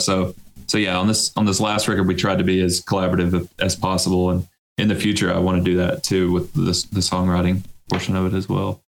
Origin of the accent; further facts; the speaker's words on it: Florence, Alabama, United States; I'm actually the only one that's from here and that lives here currently